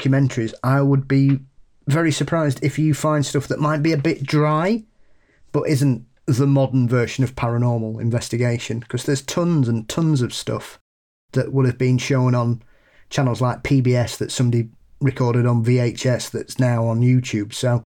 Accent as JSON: {"language": "English", "region": "West Midlands", "country": "United Kingdom", "said": "Anyway, I'm from the Black Country in the UK, which I'm sure Paul will be aware of."}